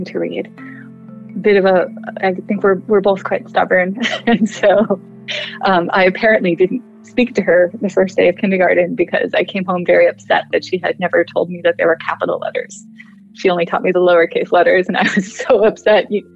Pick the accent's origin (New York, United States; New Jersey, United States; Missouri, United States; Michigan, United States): New Jersey, United States; I grew up in New Jersey.